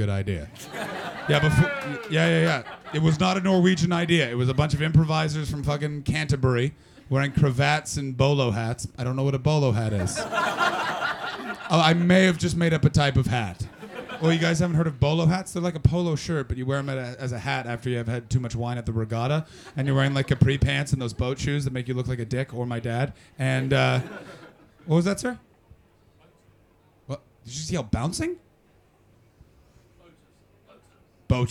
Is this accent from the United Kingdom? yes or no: no; Canada; I'm from Canada